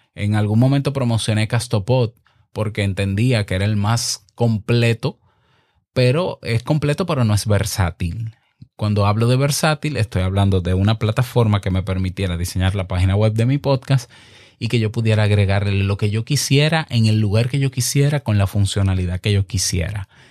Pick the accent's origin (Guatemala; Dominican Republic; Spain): Dominican Republic; en el 2019 en República Dominicana, en mi país